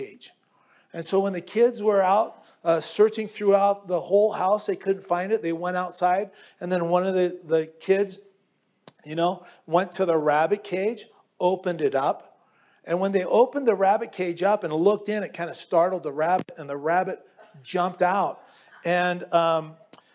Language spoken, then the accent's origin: English; Southern California, United States; moved away as an adult; also born or lived in Europe; growing up in Southern California, Easter is always accompanied with nice weather